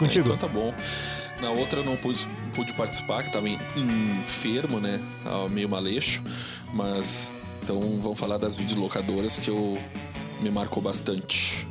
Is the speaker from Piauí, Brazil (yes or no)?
no; São Sepé, Rio Grande do Sul, Brazil; Sou gaúcho, cara. Olha só. Sou, do, sou de São Cepé